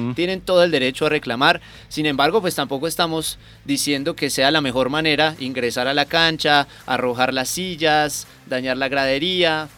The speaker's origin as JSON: {"language": "Spanish", "country": "Colombia", "said": "como colombianos"}